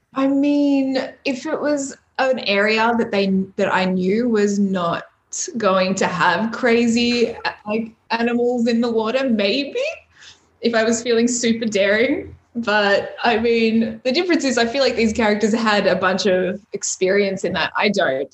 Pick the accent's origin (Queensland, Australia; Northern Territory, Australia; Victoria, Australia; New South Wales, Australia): Victoria, Australia; Melbourne; I just got back to melbourne to my hometown where all my friends and family are